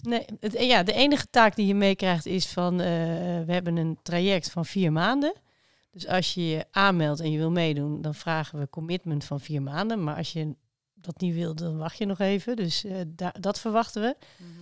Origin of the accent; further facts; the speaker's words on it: Zutphen, Gelderland, Netherlands; moved away as an adult; also born or lived in Amsterdam; ik ben in Zutphen opgegroeid en ik heb eh, iets van twaalf jaar in uh, Amsterdam omgeving gewoond.